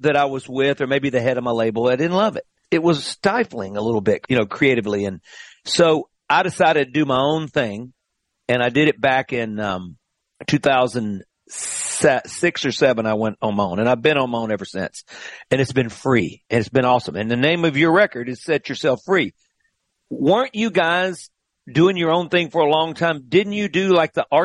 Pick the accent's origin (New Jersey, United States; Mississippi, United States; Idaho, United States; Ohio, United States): Mississippi, United States; Greenville; we go generations back there in Greenville, Mississippi.